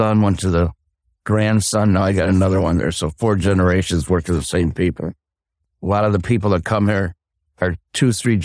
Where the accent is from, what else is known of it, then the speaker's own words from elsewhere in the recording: Buffalo, New York, United States; now in Arizona, United States; We're from Buffalo, New York